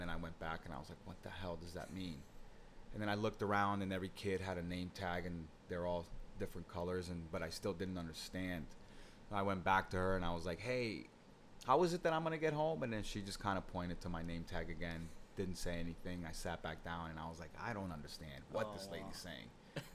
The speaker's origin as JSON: {"language": "English", "town": "Plantation", "region": "Florida", "country": "United States", "tie": "born or raised there", "also_born_or_lived": "Cali, Colombia", "first_language": "Spanish", "second_language": "English", "lives_now": "New York, United States"}